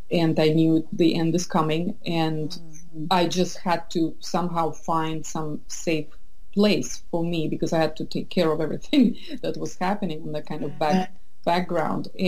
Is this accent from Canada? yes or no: no; Estonia; also born or lived in St. Petersburg, Russia / United Kingdom / France / Boston, United States; now in San Francisco Bay Area, United States; I was born in St. Petersburg. I grew up in wow. Estonia, which is very similar, but yet so different culturally.